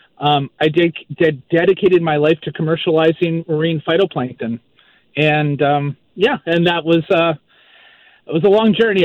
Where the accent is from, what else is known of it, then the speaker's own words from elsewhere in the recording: Maple Ridge, British Columbia, Canada; moved away as an adult; also born or lived in Vancouver Island; now in Moncton, Canada; I'm originally from Maple Ridge, BC, grew up in Maple Ridge, and I now live in Moncton, New Brunswick